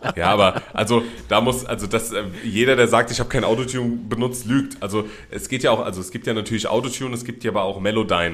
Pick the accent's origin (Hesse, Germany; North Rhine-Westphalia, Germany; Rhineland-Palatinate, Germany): Rhineland-Palatinate, Germany; Mainz area; ich bin nicht Berliner. Ich komme aus der Mainzer Gegend.